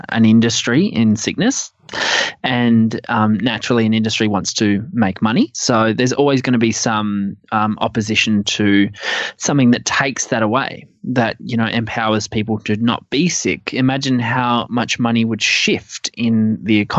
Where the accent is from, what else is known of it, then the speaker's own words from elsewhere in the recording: Adelaide, South Australia, Australia; moved away; Adelaide's my hometown